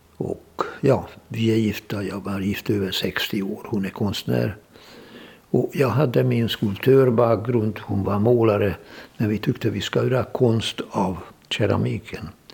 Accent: Hungary; moved away as an adult; also born or lived in Budapest / Donbas, Ukraine; now in Sweden; Jag är född i Ungern, tjugosex.

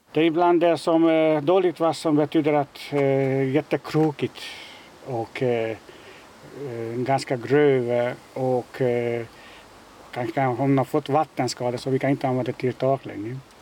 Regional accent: Hungary; Swedish is a second language; moved away as an adult; also born or lived in Netherlands / Denmark; now in Malmö, Sweden; kommer från mitt hemland, från Ungern.

